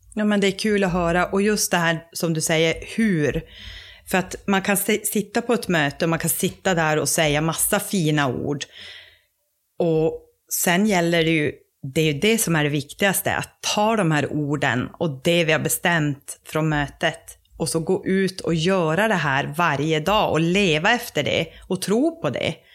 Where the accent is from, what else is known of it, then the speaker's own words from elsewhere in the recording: Råneå, Norrbotten County, Sweden; also born or lived in Luleå; kommer ursprungligen från Råneå där jag är uppvuxen